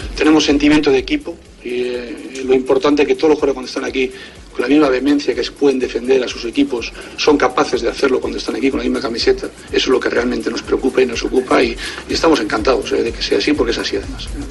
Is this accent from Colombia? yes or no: yes; Colombia; somos periodistas eh, colombianos